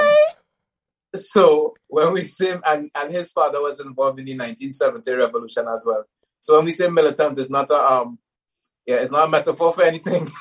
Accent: Trinidad & Tobago; I was born in Trinidad, both to very closed communities.

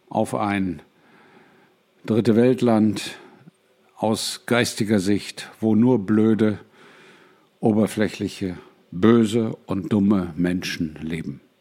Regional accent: United States; Ich bin Amerikaner.

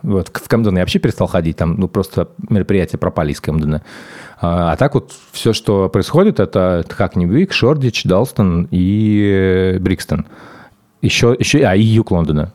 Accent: Moscow, Russia; когда я рос в Москве

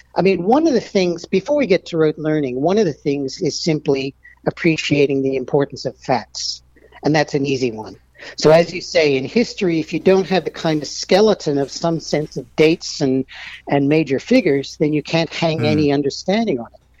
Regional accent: Melbourne, Victoria, Australia; also born or lived in United States / Stanford; I grew up in Melbourne. Um, I'm American

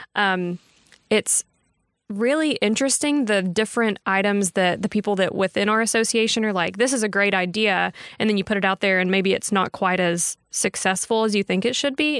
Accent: Texarkana, Texas, United States; moved away as an adult; now in Tyler, United States; I had interned back home. I'm from Texarkana

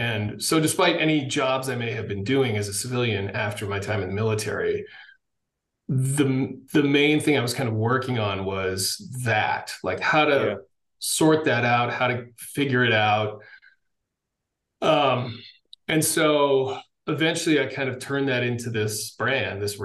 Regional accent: Massachusetts, United States; I grew up in Massachusetts, went to the Naval Academy

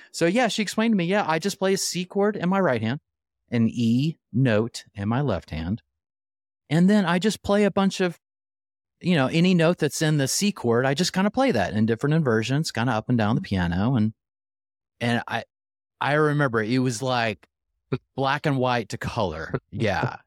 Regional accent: Oklahoma City, Oklahoma, United States; I grew up in Oklahoma City

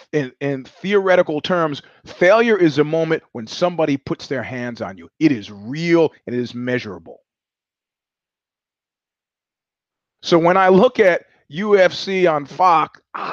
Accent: Georgia; I grew up in Georgia and not the southern state.

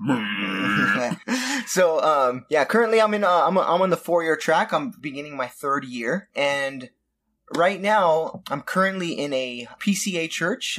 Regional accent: Southern California, United States; born and raised in Southern California

